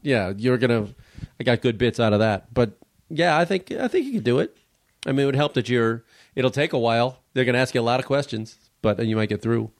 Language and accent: English; Chicago, Illinois, United States; I'm from Chicago